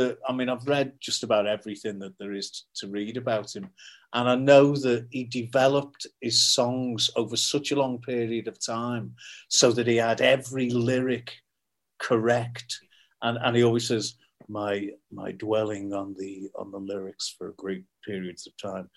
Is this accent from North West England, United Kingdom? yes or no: yes; Liverpool, North West England, United Kingdom; I'm from Liverpool